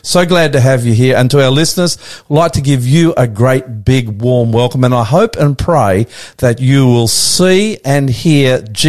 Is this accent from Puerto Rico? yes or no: no; Australia; also born or lived in Sydney; I'm the Aussie Pastor coming to you live from our studios in northwest Sydney.